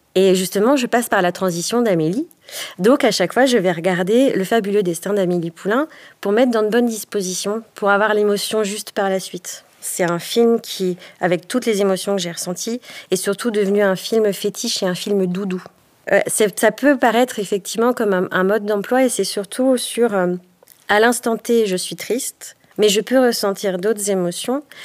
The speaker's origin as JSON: {"language": "French", "area": "Haute-Savoie", "region": "Auvergne-Rhône-Alpes", "country": "France", "tie": "born or raised there", "said": "Je suis native de Haute-Savoie"}